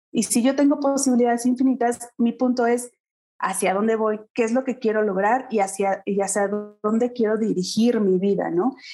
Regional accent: Pachuca, Hidalgo, Mexico; yo soy originaria de Pachuca Hidalgo

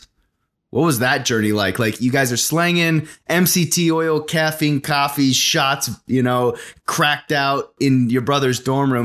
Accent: Arizona, United States; getting out of my small town I was in through soccer to kind of get to college. And so I busted it uh, sophomore year playing with a, a Premier League down in uh, a, a big city. I was uh, about an hour and a half away in Phoenix. I'm from Arizona

